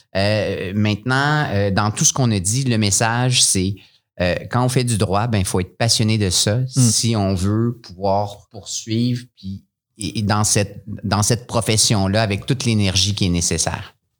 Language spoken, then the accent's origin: French; Montreal, Quebec, Canada; moved away as an adult; now in Sherbrooke, Canada; retourner à Montréal parce que je venais de là